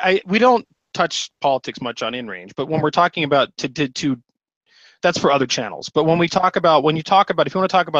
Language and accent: English; United States; as an American